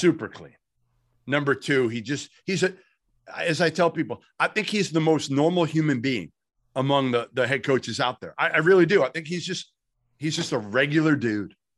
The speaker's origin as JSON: {"language": "English", "town": "Boston", "region": "Massachusetts", "country": "United States", "tie": "born or raised there", "also_born_or_lived": "Arizona", "said": "I grew up in Boston"}